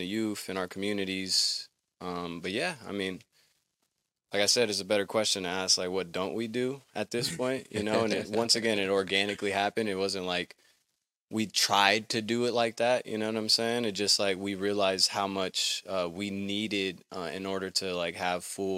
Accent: Pasadena, California, United States; also born or lived in Oregon; I'm from Pasadena, California.

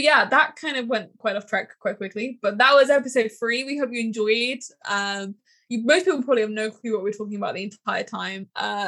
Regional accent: York, Yorkshire and the Humber, United Kingdom; But he was like, where are you from? And I was like, oh, York.

